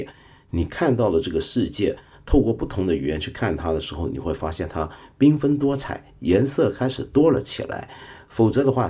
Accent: China; 我身为一个中国人，常常会反过来想，我猜我大概是个汉人啊

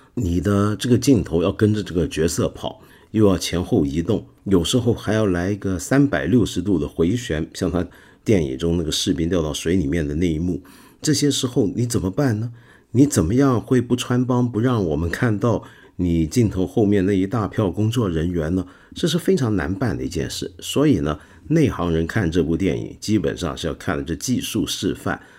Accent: China; 我们中国人

